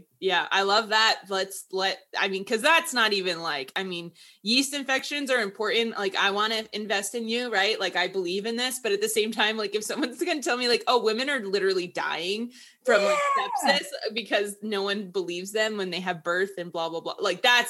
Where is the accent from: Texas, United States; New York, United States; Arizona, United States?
Texas, United States; Houston; I'm from Houston and like River Oaks is like the like really, really rich neighborhood.